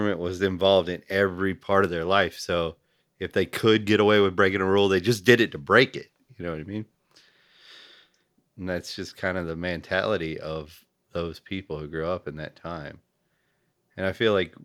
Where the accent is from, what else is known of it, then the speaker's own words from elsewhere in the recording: the South, United States; I grew up in the South